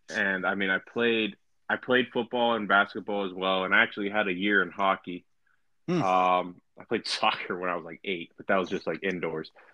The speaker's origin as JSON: {"language": "English", "town": "Beaver Falls", "region": "Pennsylvania", "country": "United States", "also_born_or_lived": "Chippewa / Blackhawk", "said": "I was originally from Beaver Falls"}